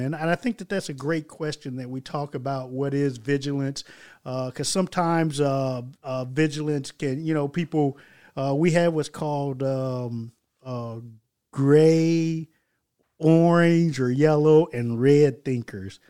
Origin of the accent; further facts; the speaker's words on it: Stuttgart, Baden-Württemberg, Germany; moved away; I'm coming from Stuttgart, Germany